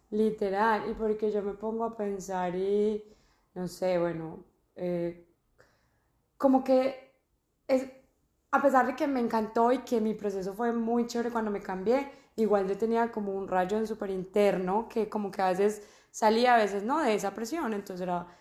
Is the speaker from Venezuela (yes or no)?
no; Armenia, Quindío, Colombia; moved away as an adult; also born or lived in Medellín, Colombia; now in Australia; yo soy de Armenia, llevo en Australia tres años y cuatro meses